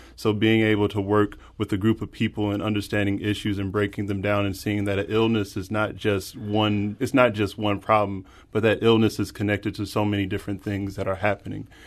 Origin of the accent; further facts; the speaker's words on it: Spanish Lake, Missouri, United States; growing up in North County and Spanish Lake, and that only being about fifteen minutes away